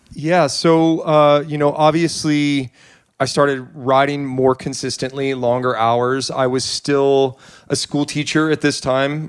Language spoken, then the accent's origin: English; Petaluma, California, United States; I grew up in Petaluma